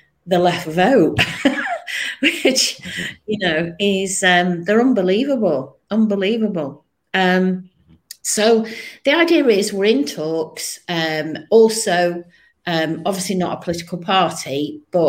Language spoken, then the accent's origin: English; Manchester, North West England, United Kingdom; also born or lived in Colne Valley; now in Linthwaite, United Kingdom; I was born in Manchester, I said, and I've lived in Cone Valley for 30 years.